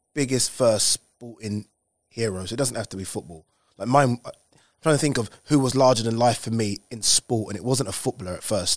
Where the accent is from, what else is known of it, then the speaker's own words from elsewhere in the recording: London, United Kingdom; we grew up in Plasto